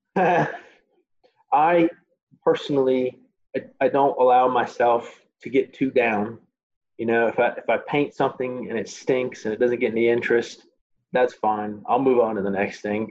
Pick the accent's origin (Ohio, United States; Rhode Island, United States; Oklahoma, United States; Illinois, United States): Illinois, United States; Chicago; moved away; my hometown of Chicago